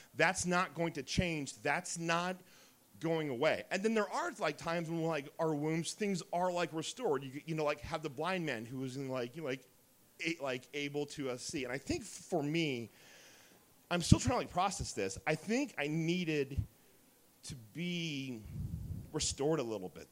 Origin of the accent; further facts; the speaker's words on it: Dayton, Ohio, United States; also born or lived in Oakwood, Ohio / Beavercreek, Ohio; I'm from Dayton